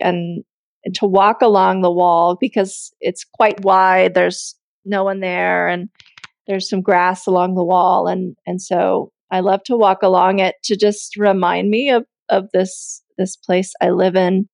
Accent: United States; now in Italy; my husband is french i'm american and we're in Italy

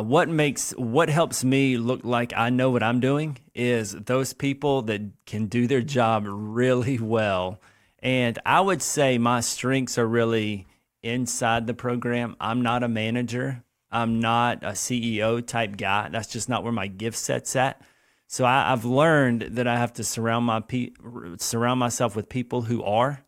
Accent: Lexington, South Carolina, United States; I grew up here in Lexington, South Carolina.

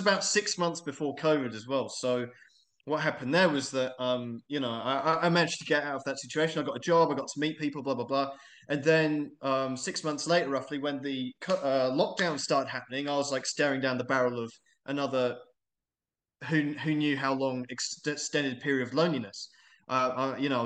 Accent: England, United Kingdom; moved away as an adult; I'm English, but I'm an expat

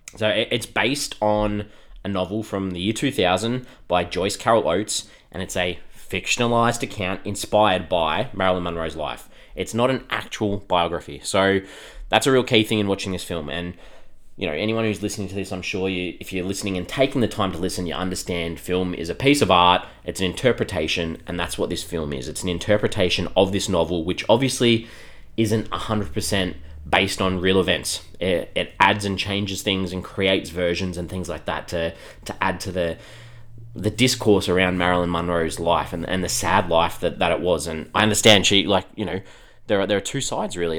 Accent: Australia; we're from Australia

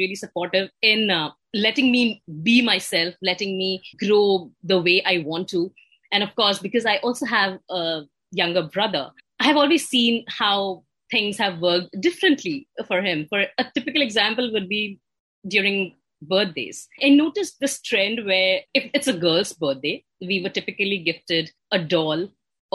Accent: Mumbai, Maharashtra, India; born and brought up in Mumbai in India

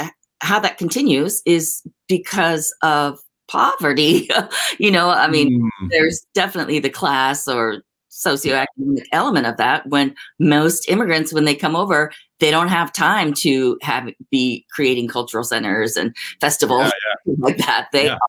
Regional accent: Oregon, United States; born or raised there; also born or lived in Korea

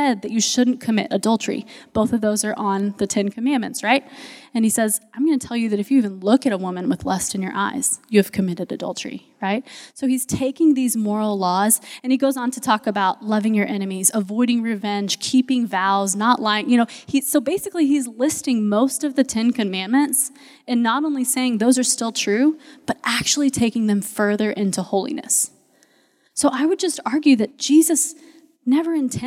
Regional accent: United States; we as American Christians

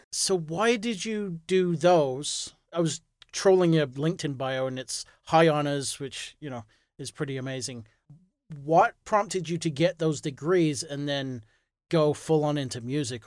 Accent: England, United Kingdom; moved away as an adult; now in United States; I'm, I'm originally from England, so I moved to, um, the U S because of my wife.

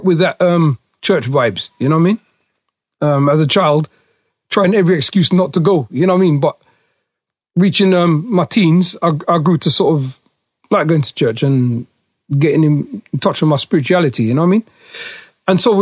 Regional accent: Huddersfield, Yorkshire and the Humber, United Kingdom; I was born here in the UK in Yorkshire. I'm a Yorkshireman. Born in a place called Lower Houses in Huddersfield

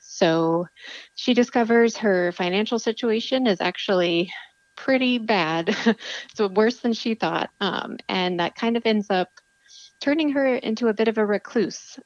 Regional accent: Texas, United States; moved away; I'm from Texas originally

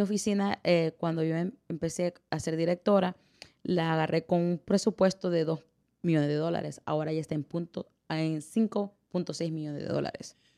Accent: El Salvador; moved away; soy la primera salvadoreña que corre esta oficina

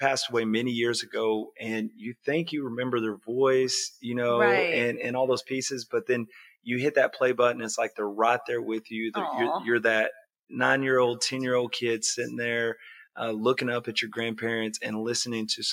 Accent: Caddo, Oklahoma, United States; also born or lived in Hugo, Oklahoma; proud to be from southeastern Oklahoma right here on the Choctaw Reservation. So I was born in Hugo. I grew up in Caddo and graduated high school there

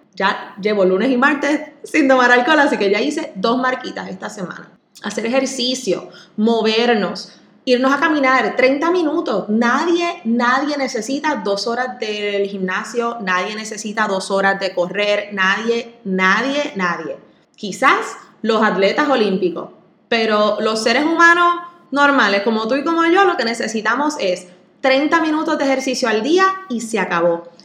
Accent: Puerto Rico; así somos los boricuas

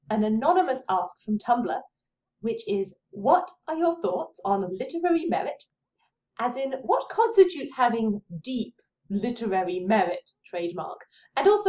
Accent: United Kingdom; I'm just being very British

